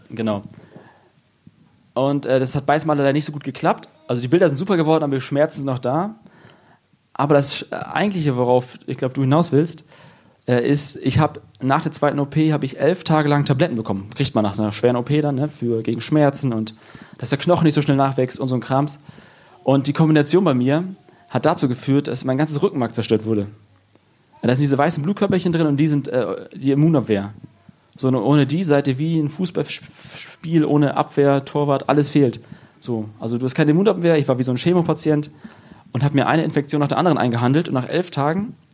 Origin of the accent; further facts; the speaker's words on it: Lower Saxony, Germany; Also ich bin aus Friese und ich nuschel, das ist so wie Veranlagung.